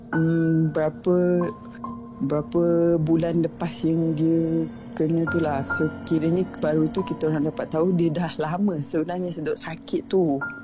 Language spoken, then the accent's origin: Malay; Sabah, Malaysia; also born or lived in Kedah / Semporna, Sabah; saya asal dari Kedah kan. Tapi yeah. kita orang mem- uh, ayah dengan mak um, pindah ke Sabah. So saya dah membesar dekat Sabah for 20 plus years.